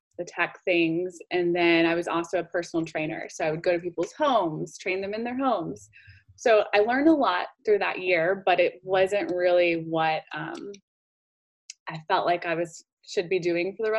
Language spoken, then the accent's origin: English; Decatur, Georgia, United States; also born or lived in Arizona; I grew up in Decatur.